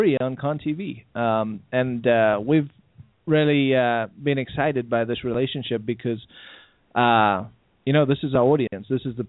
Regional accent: South Africa; moved away; I grew up in South Africa where they censored content.

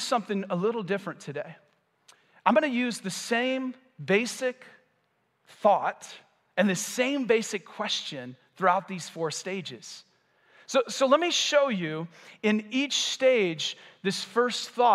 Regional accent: United States; I'm American too

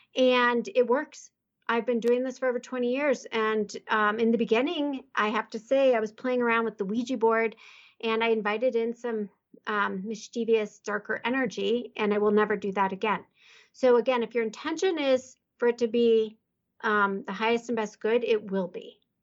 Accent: Midwest, United States; moved away as an adult; I'm from the Midwest.

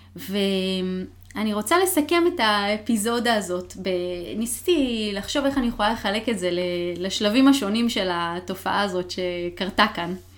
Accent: Israel; now in Seattle, United States; מחוץ לישראל גרתי רק בסיאטל

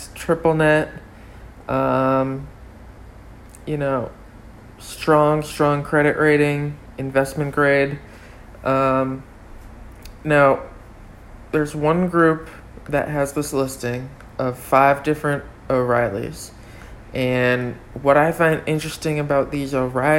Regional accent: North Hampton, New Hampshire, United States; also born or lived in Exeter, New Hampshire; now in Florida, United States; I was born in Exeter, New Hampshire, and grew up in Northampton, New Hampshire.

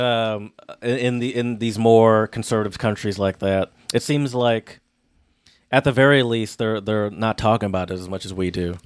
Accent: Michigan, United States; I'm from Michigan

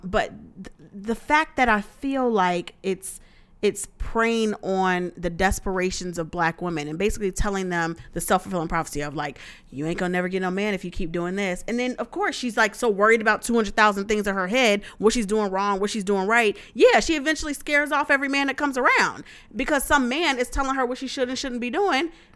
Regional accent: the South, United States; I'm from the South

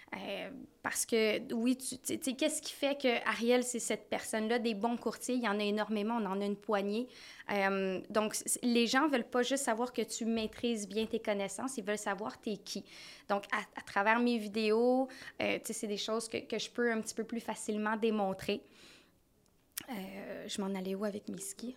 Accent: North Shore, Lower Laurentians, Quebec, Canada; Moi, je viens de la Rive-Nord. Euh, des basses Laurentides

